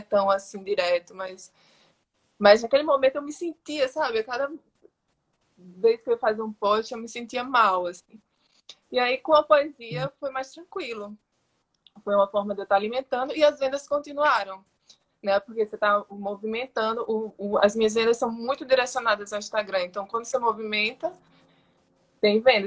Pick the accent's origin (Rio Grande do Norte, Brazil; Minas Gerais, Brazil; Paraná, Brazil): Rio Grande do Norte, Brazil; Natal; moved away as an adult; now in São Paulo, Brazil; eu sou potiguar, esqueci de falar no começo, né? Eu sou, nasci no Rio Grande do Norte, em Natal, e moro aqui em São Paulo há 14 anos